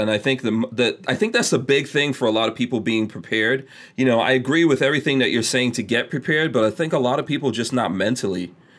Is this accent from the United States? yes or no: no; Guyana; born there; also born or lived in England / Nigeria; I was born in Guyana, third world country, South America. I did live in England for a little while, but I also lived in Nigeria and went through a lot of blackouts and things like that.